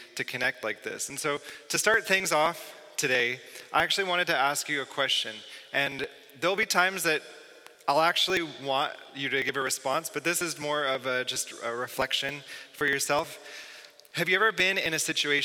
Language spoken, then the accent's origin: English; Southern Ontario, Canada; I'm from Southern Ontario, not far from Toronto. I didn't grow up in the city. I grew up in a rural region